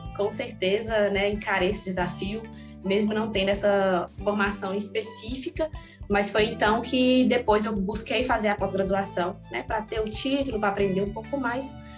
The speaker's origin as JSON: {"language": "Portuguese", "town": "Montes Claros", "region": "Minas Gerais", "country": "Brazil", "tie": "born or raised there", "said": "eu nasci e trabalho aqui em Montes Claros, norte de Minas Gerais, e aqui também né, eu fiz a maior parte da, da, minha formação acadêmica"}